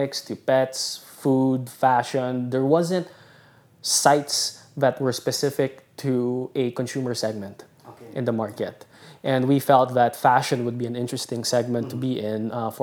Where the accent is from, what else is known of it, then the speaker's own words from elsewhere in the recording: Philippines; moved away as an adult; also born or lived in Singapore / Boston; I was away from the Philippines for 7 years.